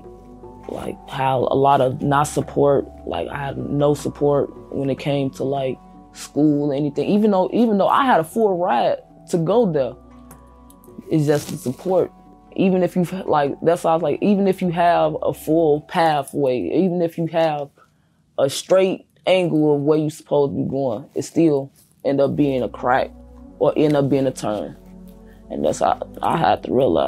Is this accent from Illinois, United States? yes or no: yes; Chicago, Illinois, United States; I grew up in Chicago, Illinois, West Side, 290, Austin area to be exact